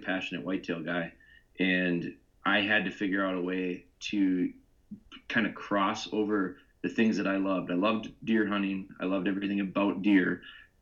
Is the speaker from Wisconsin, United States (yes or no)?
yes; Pulaski, Wisconsin, United States; I'm from Wisconsin. I'm actually from small town called Pulaski. It's near Green Bay. No one knows what Pulaski is, but everyone knows Green Bay.